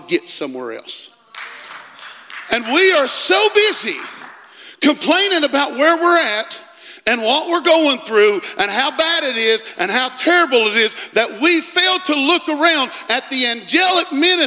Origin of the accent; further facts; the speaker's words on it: West Virginia, United States; I'm from West Virginia.